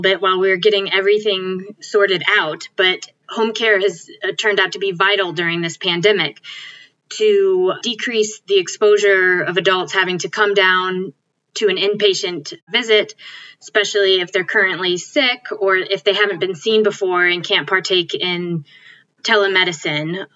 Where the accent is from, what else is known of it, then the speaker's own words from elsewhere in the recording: Connecticut, United States; moved away as an adult; also born or lived in Binghamton, New York; now in Illinois, United States; I grew up in Connecticut